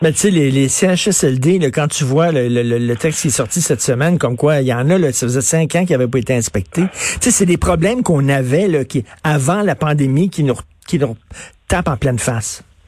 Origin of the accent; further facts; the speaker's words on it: Montreal, Quebec, Canada; les Montréalais, nous autres, on veut sortir de Montréal